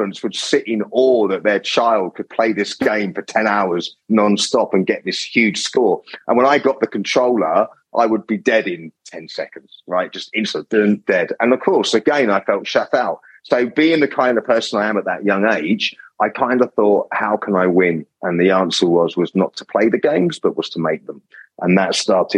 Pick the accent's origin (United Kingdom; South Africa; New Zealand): United Kingdom; Kent, South East England; accent: English; moved away; I grew up in Britain. My parents and myself and my brother, we lived in the Kentish countryside